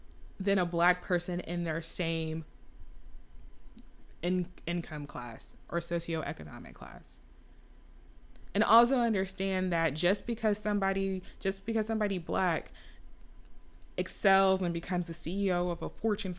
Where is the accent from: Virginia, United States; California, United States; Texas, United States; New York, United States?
Texas, United States; I was in Texas.